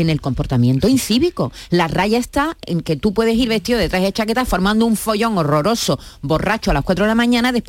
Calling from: Seville, Andalusia, Spain; de Sevilla.

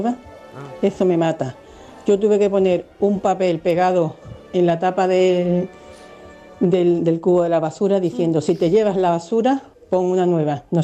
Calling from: Jerez, Andalusia, Spain; de Jerez.

